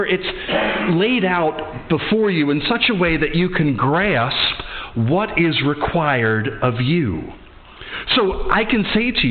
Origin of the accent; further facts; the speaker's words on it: Atlantic City, New Jersey, United States; now in Edinburgh, United Kingdom; I am from the United States, so I happen to have now two passports. I'm American and I'm British.